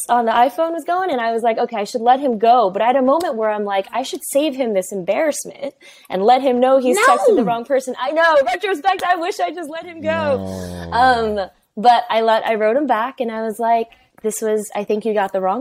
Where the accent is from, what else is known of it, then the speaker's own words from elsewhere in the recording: New York, United States; I'm first generation Chinese, born and raised in New York